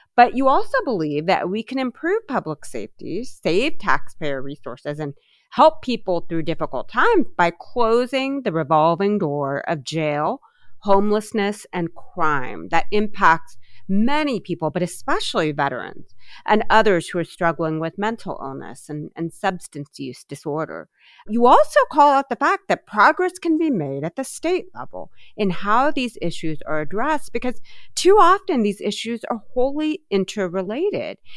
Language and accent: English; Columbus, Ohio, United States; my hometown of columbus ohio